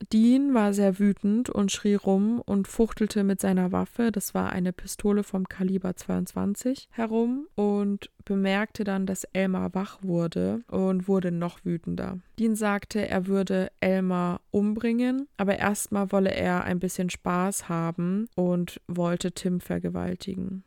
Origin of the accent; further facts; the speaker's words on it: Germany; bei uns in Deutschland